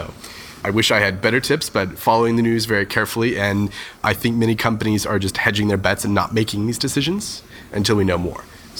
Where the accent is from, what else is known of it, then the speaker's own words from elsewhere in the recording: United States; even though I'm an American